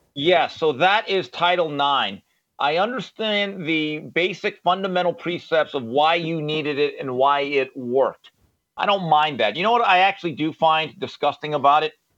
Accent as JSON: {"language": "English", "town": "Valencia", "region": "California", "country": "United States", "tie": "born or raised there", "said": "as a young person growing up in Valencia, California"}